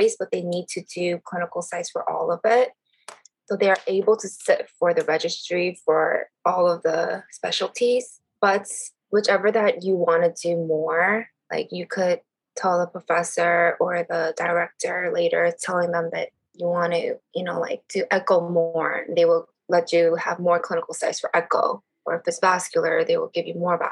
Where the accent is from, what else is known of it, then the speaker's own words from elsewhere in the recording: New York, United States; I am from New York